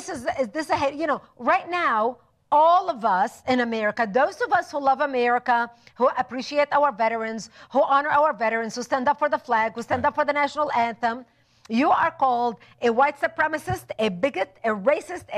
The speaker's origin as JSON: {"language": "English", "country": "Lebanon", "tie": "born or raised there", "also_born_or_lived": "Israel", "moved": "yes", "said": "I was born and raised in Lebanon"}